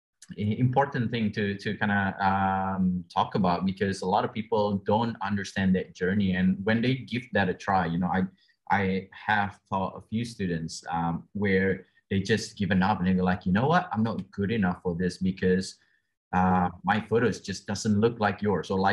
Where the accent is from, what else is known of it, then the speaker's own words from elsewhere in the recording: Australia; I'm from Australia myself